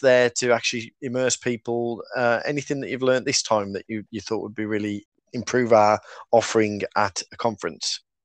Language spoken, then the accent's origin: English; Black Country, West Midlands, United Kingdom; accent: Black Country; my black country accent